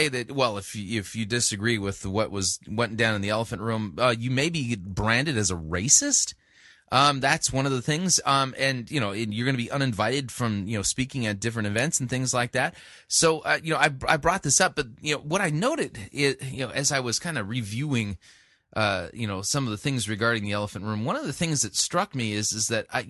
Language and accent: English; Bakersfield, California, United States; I'm from Bakersfield, but I love what they were about in church planting.